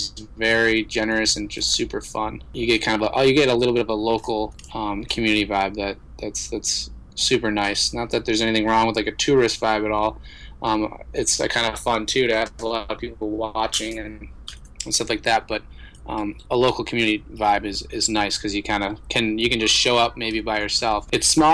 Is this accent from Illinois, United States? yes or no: yes; Chicago, Illinois, United States; moved away; also born or lived in Montana; I grew up in Chicago